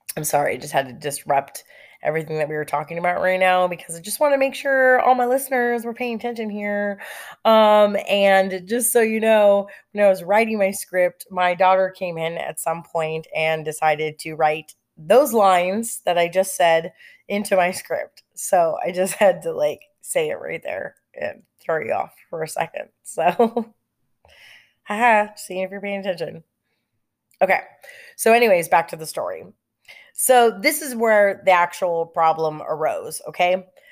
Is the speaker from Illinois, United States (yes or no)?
no; Lake Elsinore, California, United States; I grew up in California and I grew up in Lake Elsinore